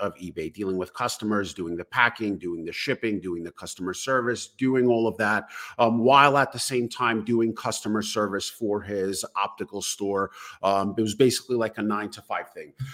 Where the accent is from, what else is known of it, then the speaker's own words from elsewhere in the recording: New York City, New York, United States; born and raised in Brooklyn, New York